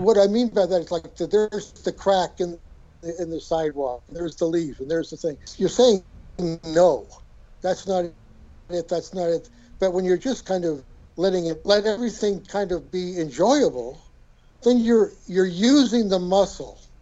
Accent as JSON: {"language": "English", "region": "Colorado", "country": "United States", "tie": "born or raised there", "also_born_or_lived": "Boulder, Colorado", "moved": "yes", "lives_now": "San Francisco, United States", "said": "I grew up in Colorado and lived in Boulder forever"}